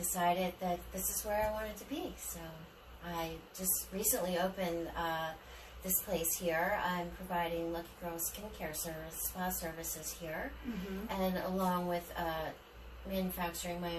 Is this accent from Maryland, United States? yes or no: yes; Frederick, Maryland, United States; moved away as an adult; also born or lived in Ocean City, Maryland; now in Florida, United States; I grew up in Frederick, Maryland, small town like Mayberry